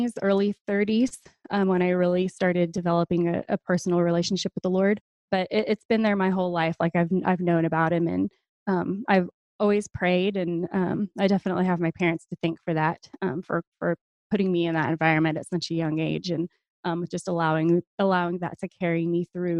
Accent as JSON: {"language": "English", "region": "New Hampshire", "country": "United States", "tie": "born there", "lives_now": "Oklahoma, United States", "said": "I did not. No, I was born in New Hampshire. Military brat. We bounced around a lot and I got stuck here."}